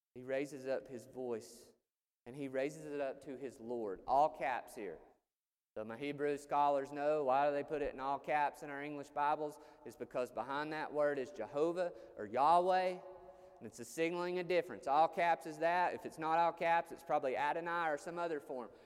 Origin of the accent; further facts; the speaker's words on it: Chatsworth, Georgia, United States; moved away as an adult; also born or lived in Chicago; I went to Chicago from Chatsworth, Georgia.